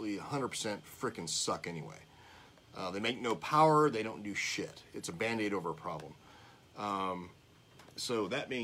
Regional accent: California, United States; moved away; when I grew up in California, and I raced for the first

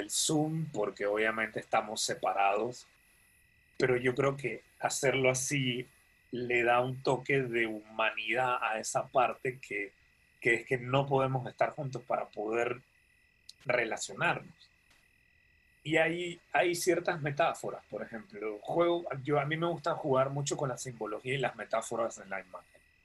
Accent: Panama; yo siempre me quejo de los panameños, creo que todos hacemos lo mismo

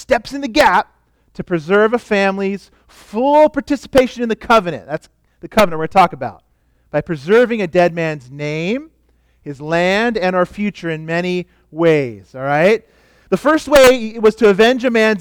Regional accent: California, United States; now in Oregon, United States; I come from California where we used to wear a lot of sandals. I'm glad I'm in Oregon now

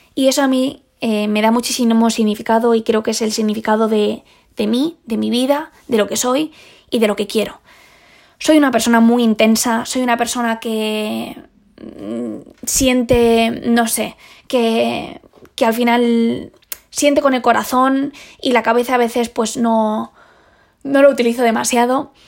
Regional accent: Spain; Esa fue la primera vez que salí sola de, de España

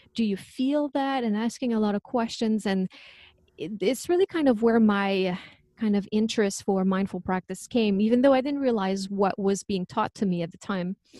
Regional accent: Quebec, Canada; accent: French; English is a second language; moved away; I'm originally from Quebec, so that's where the French accent comes from.

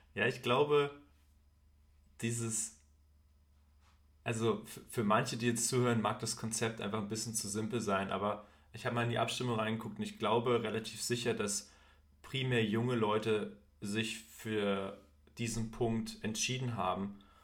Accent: Thuringia, Germany; bei uns in Thüringen waren es immer die Skater-Klamotten

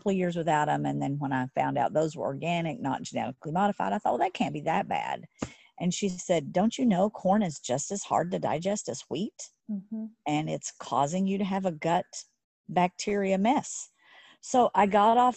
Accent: Texas, United States; I grew up in Texas.

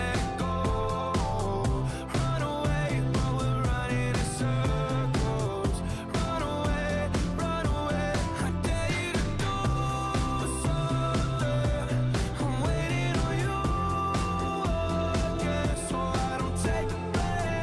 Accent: Bahamas; now in Tampa, United States; Living in Tampa, I'm not that close to the ocean, I feel. Like, growing up in the Bahamas

